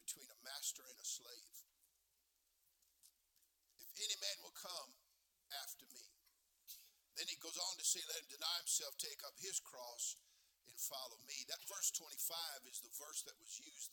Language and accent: English; California, United States; I'm from California